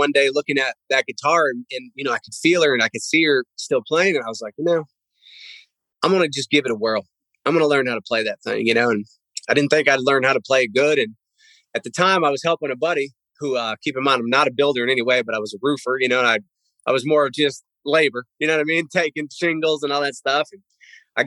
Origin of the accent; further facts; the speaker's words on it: Pennsylvania, United States; I grew up in Pennsylvania.